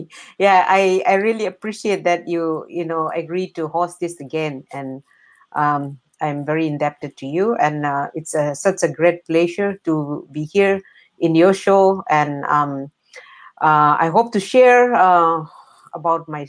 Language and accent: English; Tamenglong, Manipur, India; now in Norway; my hometown is Tamenglong, that is in South Nagaland, we are placed under the administration of Manipur states in the Northeast India